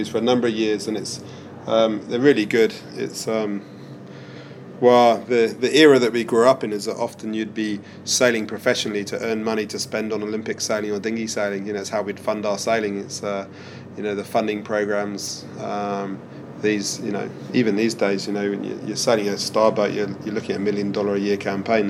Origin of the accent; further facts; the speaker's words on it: Weymouth, South West England, United Kingdom; now in New Zealand; We did all our youth sailing would be in Portland or Weymouth as kids